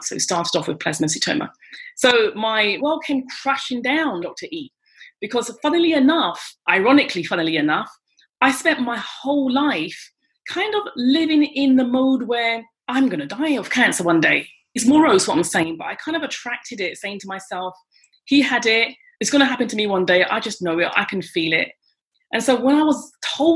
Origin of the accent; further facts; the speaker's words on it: London, United Kingdom; moved away as an adult; now in France; I'm British, from London, England. And I've been living in France for 26 years.